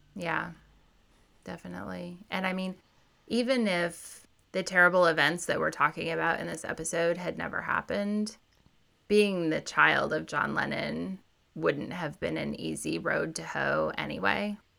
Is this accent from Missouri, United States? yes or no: yes; Missouri, United States; I grew up in Missouri, a kind of conservative place